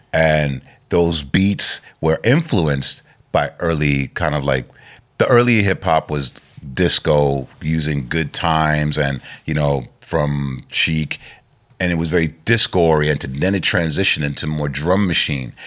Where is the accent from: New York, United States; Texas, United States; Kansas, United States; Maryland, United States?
New York, United States; New York City; I grew up in Queens